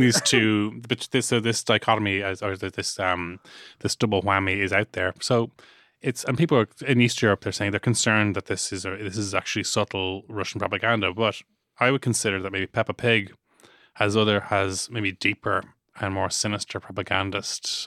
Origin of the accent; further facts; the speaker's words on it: Ireland; ourselves as Irish people